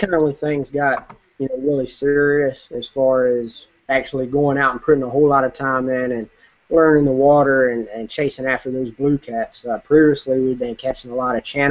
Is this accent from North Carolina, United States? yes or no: yes; Murfreesboro, North Carolina, United States; I grew up in Murfreesboro, North Carolina